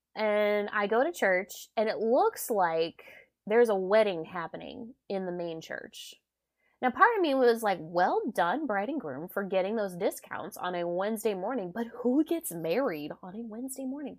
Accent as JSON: {"language": "English", "region": "South Louisiana", "country": "United States", "said": "I'm a Cajun from South Louisiana"}